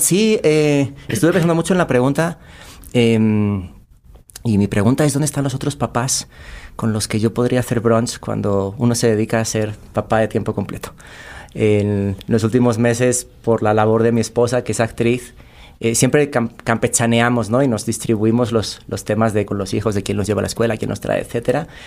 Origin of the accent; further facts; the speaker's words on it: Cáceres, Extremadura, Spain; moved away as an adult; also born or lived in Saltillo, Coahuila, Mexico; now in Mexico City, Mexico; Emigré de España, de una ciudad muy pequeñita que se llama Cáceres